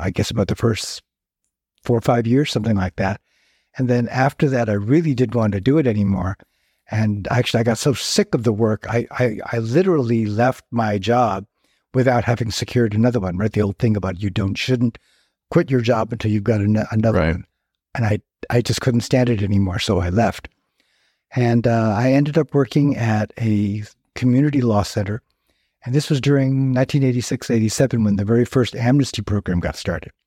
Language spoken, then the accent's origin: English; Fairfield, California, United States; also born or lived in San Francisco Bay Area / Palm Springs, California; until about the age of 12, I grew up in, in, in Fairfield. And then for a lot of reasons, my family just decided to move to the San Francisco Bay Area